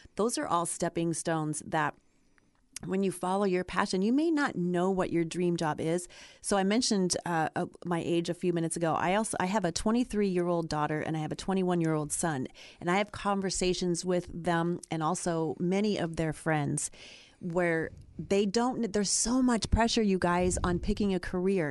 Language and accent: English; Ohio, United States; moved away as an adult; now in California, United States; I grew up in Ohio